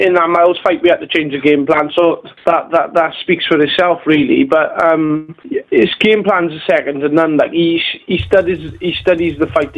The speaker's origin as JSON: {"language": "English", "town": "Merthyr Tydfil", "region": "Wales", "country": "United Kingdom", "tie": "born or raised there", "said": "my hometown of Merthyr Tydfil"}